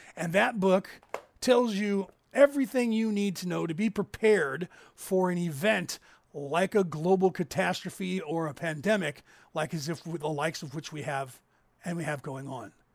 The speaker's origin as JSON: {"language": "English", "region": "California", "country": "United States", "tie": "born or raised there", "said": "we grew up in California."}